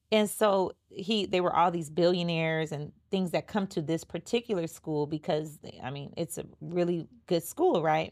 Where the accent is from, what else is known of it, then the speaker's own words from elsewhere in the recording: Los Angeles, California, United States; I'm from Crenshaw and Slauson